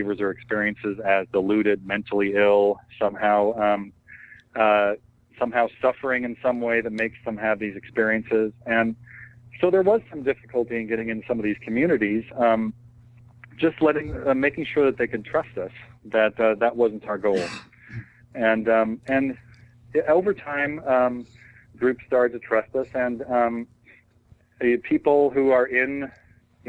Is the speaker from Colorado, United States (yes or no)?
no; Washington, United States; I grew up in Washington State